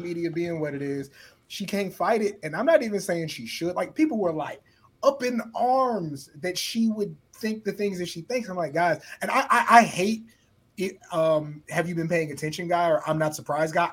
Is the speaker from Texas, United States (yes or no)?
yes; San Antonio, Texas, United States; I grew up in San Antonio, Texas